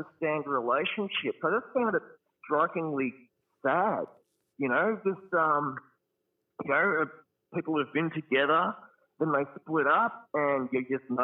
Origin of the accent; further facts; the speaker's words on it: Melbourne, Victoria, Australia; also born or lived in Teralba, Newcastle, New South Wales; I grew up in Doncaster in Melbourne